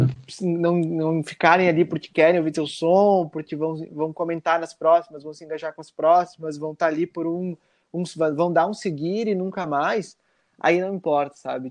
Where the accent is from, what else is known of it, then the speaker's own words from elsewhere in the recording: Caxias do Sul, Rio Grande do Sul, Brazil; eu sou de Caxias do Sul, né, no Rio Grande do Sul